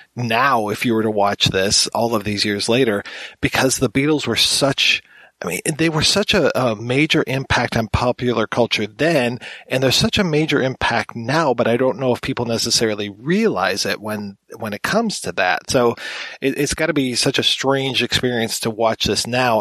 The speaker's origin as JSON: {"language": "English", "country": "United States", "said": "being an American"}